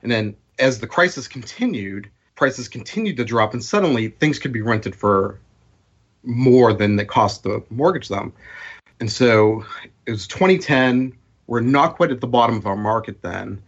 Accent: Boston, Massachusetts, United States; growing up in Boston

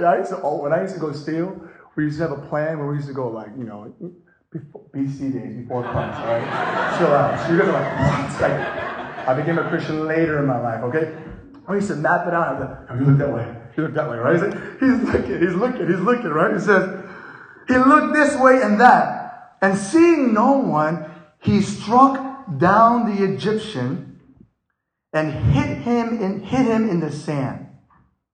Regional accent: South Korea; first language English; I was born and raised in Korea in a military base, which means I'm just confused. I spoke English all my life. All my life I spoke English in Korea because it's a U.S. Army base.

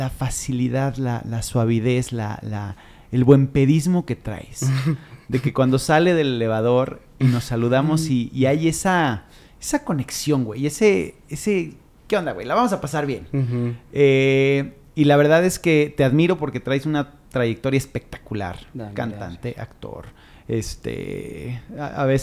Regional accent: Mexico City, Mexico; Yo soy de la Ciudad de México.

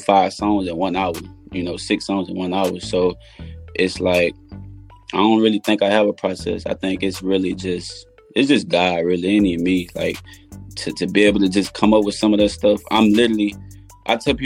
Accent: New Orleans, Louisiana, United States; also born or lived in Lake Charles, Louisiana; now in Houston, United States; I'm from New Orleans, but I live in Houston. So we left a week before Hurricane Katrina came, relocated to Lake Charles, and then Hurricane Rita knocked us out of Lake Charles into Houston

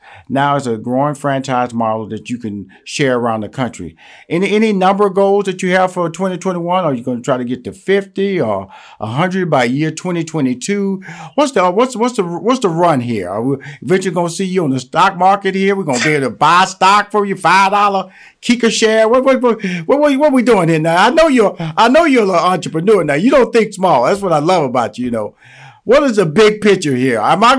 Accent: Houston, Texas, United States; My next guest is a Houstonian. I'm from Houston, so I'm always happy to bring on a fellow Houstonite onto the show.

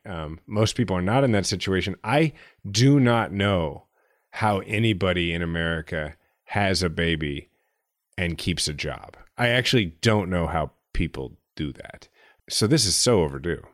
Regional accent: United States; being an American, a liberal, yes, but an American

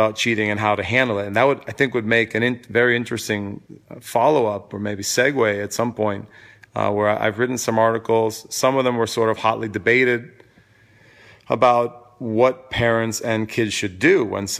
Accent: New York City, New York, United States; moved away as an adult; now in Vermont, United States; I'm from New York City, at least originally, and for many years, I've lived there.

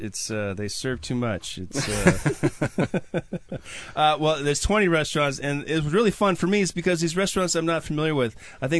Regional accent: Wisconsin, United States; I'm from Wisconsin.

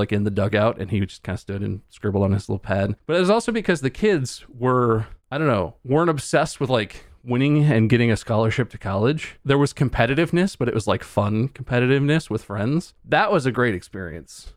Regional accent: Ohio, United States; moved away; also born or lived in North Carolina; we lived in Ohio, we're from Ohio

